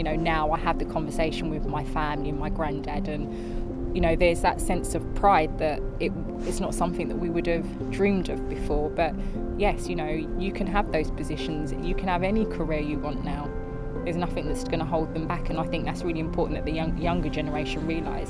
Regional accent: United Kingdom; also born or lived in Jamaica / Guyana; I describe myself as I'm Black British

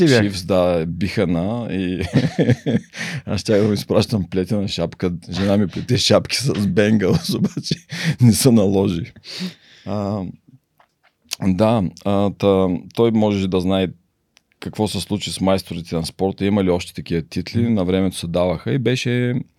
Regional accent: Varna, Varna Province, Bulgaria; moved away; also born or lived in United States; роден съм във Варна

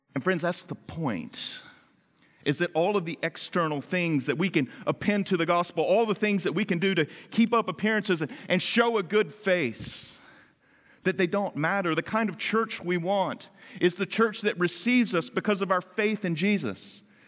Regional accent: the South, United States; moved away; also born or lived in Washington, D.C.; I grew up in the South where khaki pants are part of a uniform that you conform

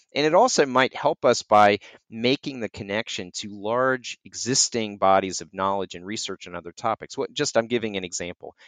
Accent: North Carolina, United States; I grew up in North Carolina

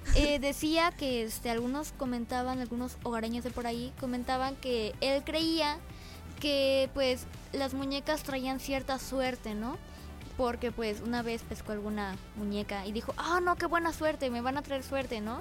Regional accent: Mexico; como mexicanos

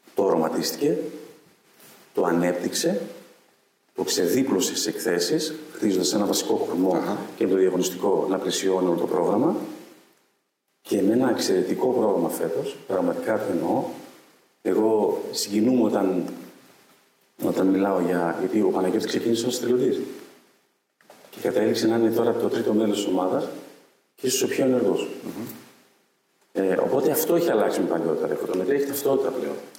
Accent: Ioannina, Epirus, Greece; moved away; επιστρέφω στην πόλη μου

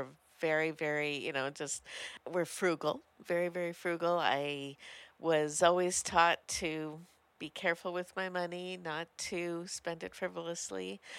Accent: Montreal, Quebec, Canada; moved away; it all started 58 years ago. Okay. I was born in Montreal and raised in a fairly blue-collar neighborhood.

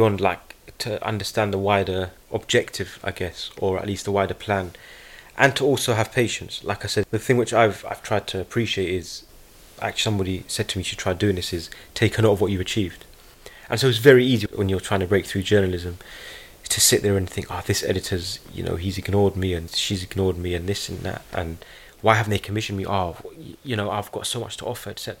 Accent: United Kingdom; being a British Palestinian voice

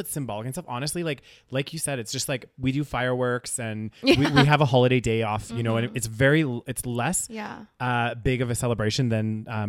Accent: Canada; in our country, it's like a big part of being Canadian and being part of Canada

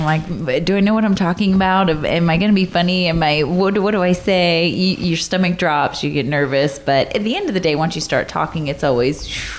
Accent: Alachua, Florida, United States; also born or lived in Gainesville, Florida; I was born and raised, well, I was born in Gainesville, Florida. So Florida Gators, for mm-hmm. listeners, they know them. And then I was raised in a little town outside of, they're called Alachua, Florida.

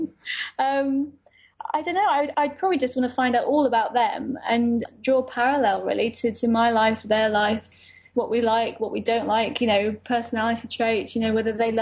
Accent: United Kingdom; I'm British Lebanese

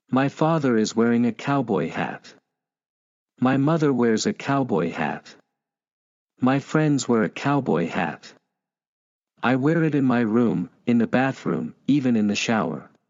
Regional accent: New Hampshire, United States; My mom is originally from Vermont, but I was born and raised in the Granite State.

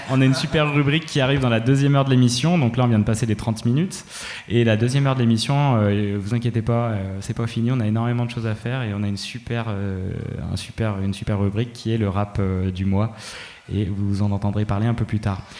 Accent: Chaussan, Auvergne-Rhône-Alpes, France; nous, on a grandi euh, bah, à Chaussan et compagnie

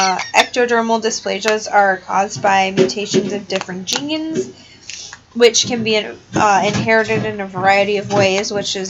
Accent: Wisconsin, United States; We are from Wisconsin.

